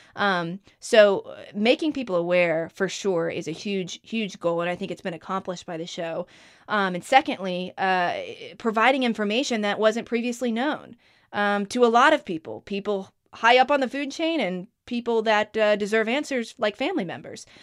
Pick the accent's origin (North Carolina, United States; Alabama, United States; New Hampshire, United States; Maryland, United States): North Carolina, United States; Outer Banks; That's when my family moved to the Outer Banks was in ninety-seven